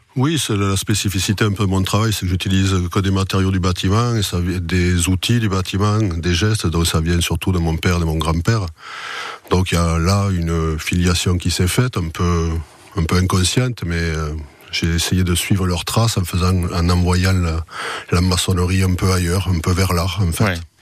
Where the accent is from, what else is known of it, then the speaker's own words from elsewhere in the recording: Toulouse, Occitania, France; moi je suis né à Toulouse